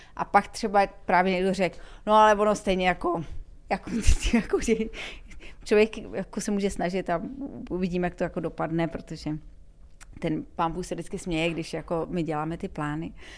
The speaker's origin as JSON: {"language": "Czech", "country": "Czechia", "said": "já jako Češka"}